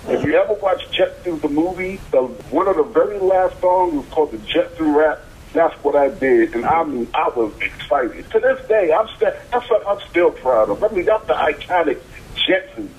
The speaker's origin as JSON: {"language": "English", "town": "New York City", "region": "New York", "country": "United States", "said": "New York, where I'm from New York, from Brooklyn"}